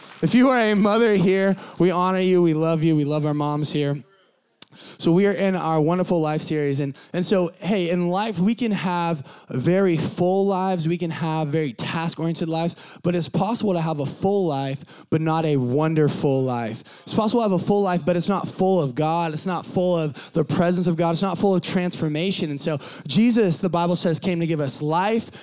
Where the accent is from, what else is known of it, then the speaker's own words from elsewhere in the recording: San Diego, California, United States; I grew up in Southern California, sunny Southern California, San Diego